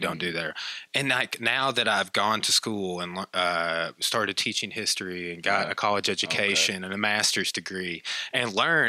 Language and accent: English; Clarksville, United States; when I was even growing up in Clarksville, we're from the same town.